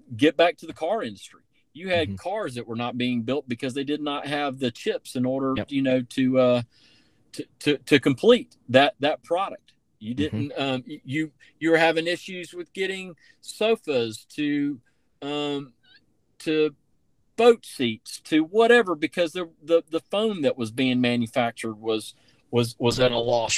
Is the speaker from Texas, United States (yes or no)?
no; Tybee Island, Georgia, United States; also born or lived in Savannah, Georgia; I'm from Tybee Island, Georgia, man, and uh, and you know, I uh, I don't forget it and I went to Myers Middle School, Johnson High School